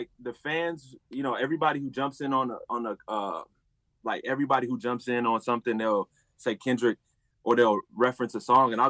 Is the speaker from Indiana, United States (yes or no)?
no; Houston, Texas, United States; I'm from Houston, Texas. Born and raised